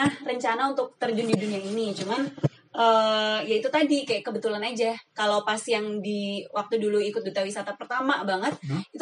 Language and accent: Indonesian; Magelang, Central Java, Indonesia; aku besarnya di Magelang sampai sekarang